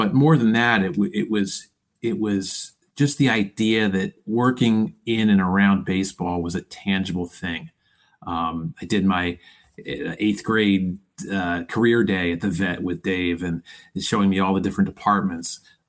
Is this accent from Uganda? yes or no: no; Philadelphia, Pennsylvania, United States; I was born in Philadelphia in 1975, and so if you fast forward ahead 5-6 years, Phillies are the best team in baseball, and I'm growing up in the suburbs